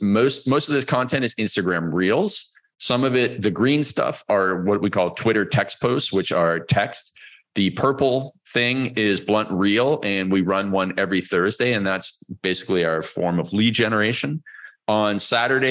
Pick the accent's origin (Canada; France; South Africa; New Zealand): Canada; Toronto, Ontario; moved away as an adult; now in Cancun, Mexico; We're originally from Vancouver, which is where my wife is from, and Toronto area, which is where I am from